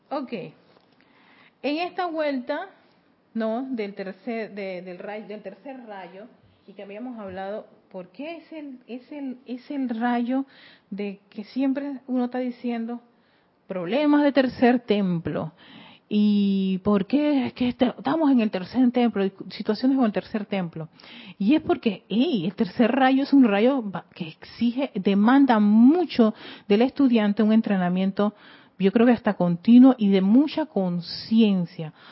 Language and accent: Spanish; Panama; y yo soy de Panamá Norte.